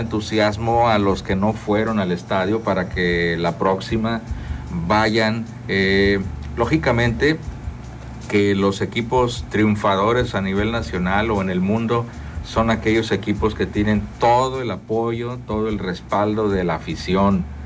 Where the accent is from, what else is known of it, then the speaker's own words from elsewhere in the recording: Tampico / Madero / Altamira, Tamaulipas, Mexico; principalmente somos de Tampico o Madero o Altamira